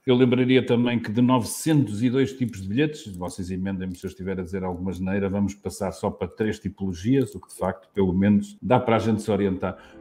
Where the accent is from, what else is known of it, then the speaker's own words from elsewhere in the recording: Porto, Norte, Portugal; até sou do Porto